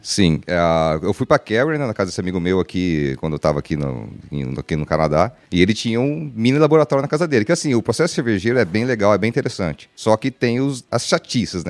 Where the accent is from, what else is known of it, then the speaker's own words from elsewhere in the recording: Brazil; also born or lived in Vancouver; a gente cresceu, né, sabendo no Brasil